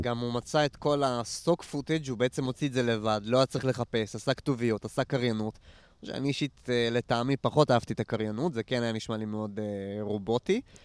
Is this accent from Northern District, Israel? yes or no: yes; Nof HaGalil, Northern District, Israel; moved away; אני גדלתי, אני גדלתי פה בסביבה, אני מנצרת עילית במקור, נוף הגליל, אבל כל האזור של העמק, אני גדלתי פה